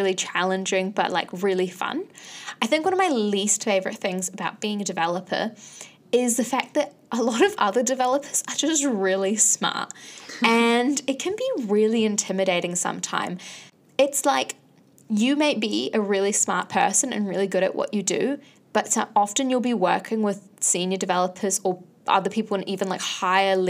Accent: Bangladesh; now in New Zealand; I am from Bangladesh

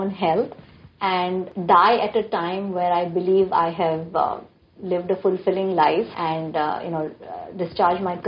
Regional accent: India; also born or lived in Mumbai, Maharashtra / Delhi; I grew up in Bombay and Delhi

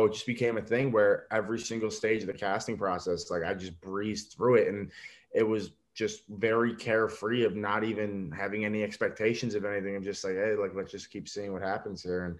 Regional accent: New York, United States; I'm Italian from New York

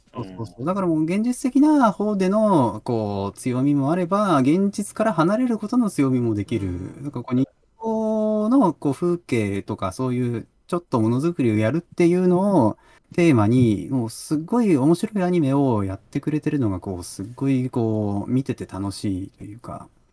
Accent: Toyama, Japan; 僕はあの出身がその富山県

